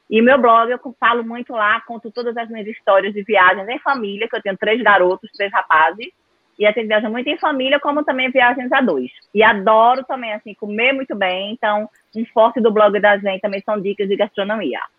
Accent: Pernambuco, Brazil; now in Recife, Brazil; Eu moro em Recife, sou pernambucana

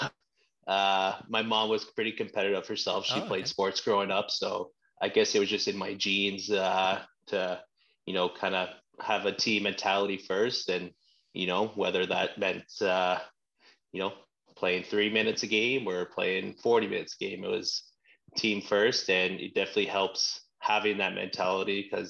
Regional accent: Ottawa, Ontario, Canada; I'm a Nepean boy from Barrhaven.

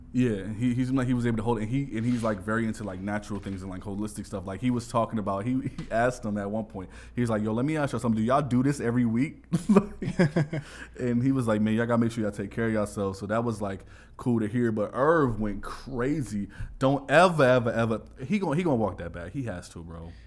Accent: New York, United States; now in Los Angeles, United States; I'm from New York, bro

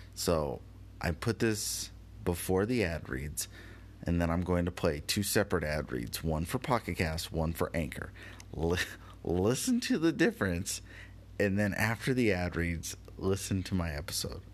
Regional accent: United States; me being an American tourist

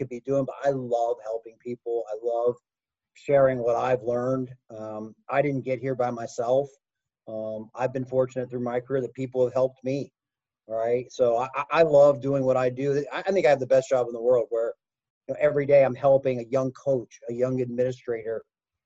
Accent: Western Pennsylvania, United States; moved away; I grew up in Western PA.

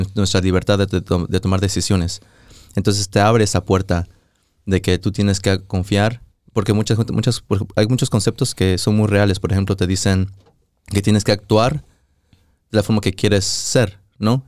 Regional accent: Mexico; moved away; fui a México, íbamos manejando para mi pueblo

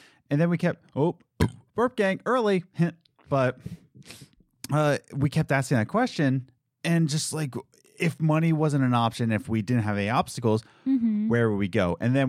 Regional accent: Philadelphia, Pennsylvania, United States; And, you know, we were just like, yeah, we love it because we're from Pennsylvania.

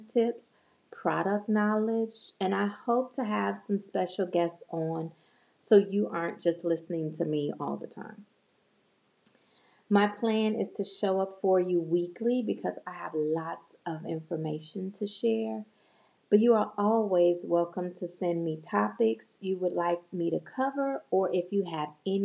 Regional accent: Chicago, Illinois, United States; now in North Dallas, United States; I was born and raised in Chicago

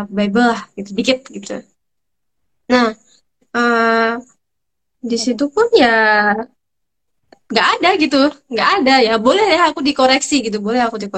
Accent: Sumatra, Indonesia; born there; itu karena saya kelahiran Sumatera ya guys ya sorry

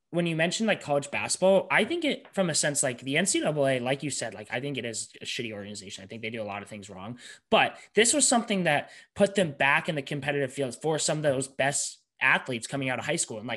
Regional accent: Colorado, United States; for all of us because we're from Colorado.

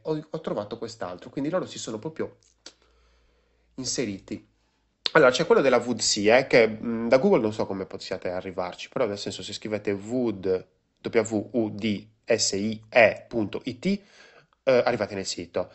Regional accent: Sardinia, Italy; io sono sardo

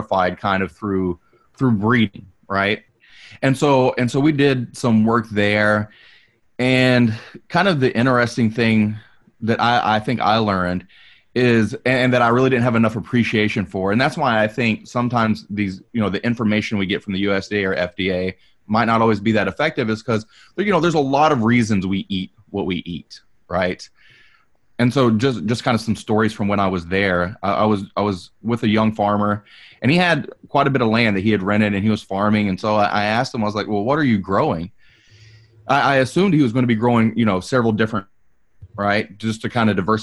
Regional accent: the South, United States; I'm from the South

